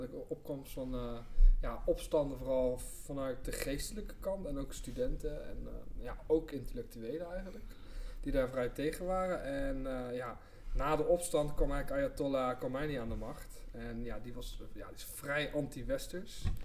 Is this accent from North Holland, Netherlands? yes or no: no; Rotterdam, South Holland, Netherlands; ik kom zelf uit Rotterdam.